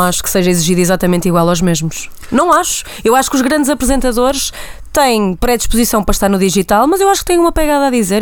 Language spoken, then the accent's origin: Portuguese; Santa Maria da Feira, Norte, Portugal; tens uma nortenha a falar contigo